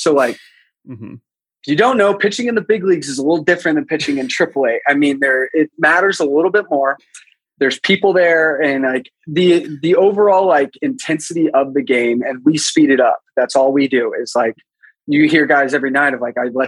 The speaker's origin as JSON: {"language": "English", "region": "Texas", "country": "United States", "said": "I'm from Texas."}